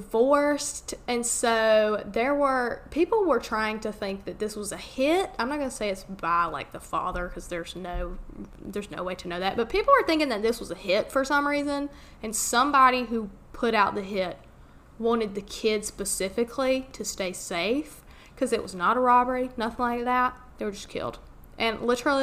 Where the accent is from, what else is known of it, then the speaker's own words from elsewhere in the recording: United States; accent: Southern; that was a sad hometown